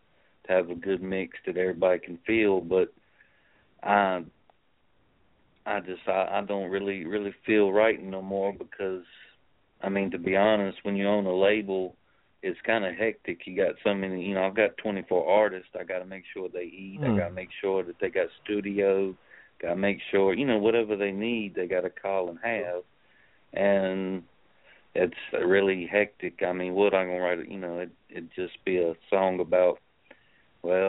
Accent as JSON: {"language": "English", "town": "New York City", "region": "New York", "country": "United States", "tie": "born or raised there", "also_born_or_lived": "Sicily, Italy / New Orleans, Louisiana", "moved": "yes", "said": "I was born in Sicily. We moved to America in 83 and then raised in Bed-Stuy, Brooklyn"}